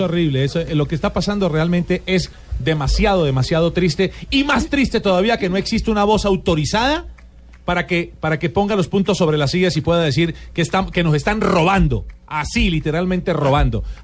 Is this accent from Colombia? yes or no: yes; Colombia; Yo soy colombiano